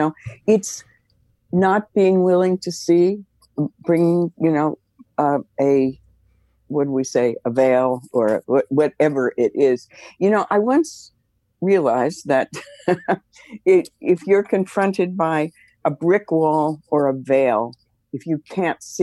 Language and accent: English; United States; also born or lived in Manhattan, New York / New Jersey / Pittsburgh; I grew up in Manhattan and New Jersey